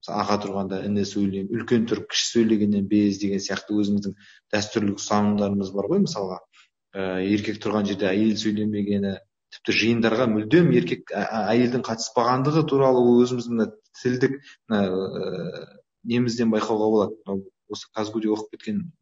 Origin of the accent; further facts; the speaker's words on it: Kazakhstan; мен қазақ ретінде қазақстандық ретінде